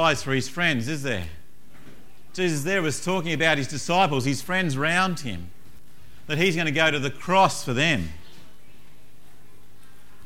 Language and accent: English; Tasmania, Australia; moved away; I come from Tasmania originally